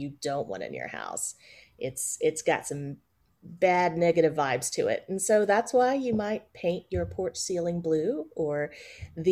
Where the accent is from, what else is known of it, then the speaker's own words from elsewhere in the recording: Kingsport, Tennessee, United States; now in Atlanta, United States; I grew up in East Tennessee.